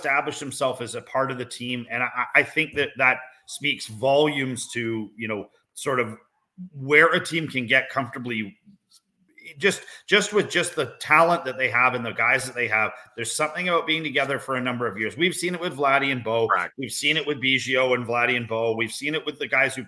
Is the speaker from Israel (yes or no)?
no; Canada; I'm Canadian